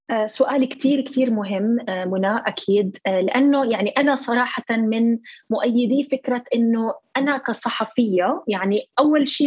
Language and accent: Arabic; Palestine; هذا النوع من الرسائل هي اللي نحن كفلسطينيين بحاجه لها